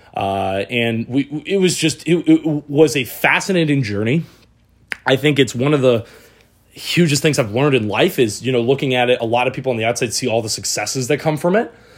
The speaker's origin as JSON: {"language": "English", "region": "Michigan", "country": "United States", "also_born_or_lived": "San Diego", "moved": "yes", "said": "I'm from Michigan."}